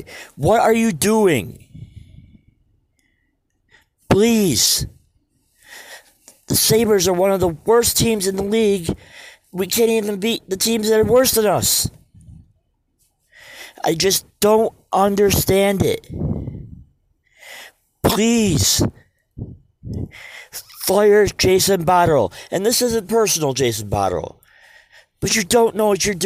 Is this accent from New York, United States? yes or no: yes; Western New York, United States; I'm from Western New York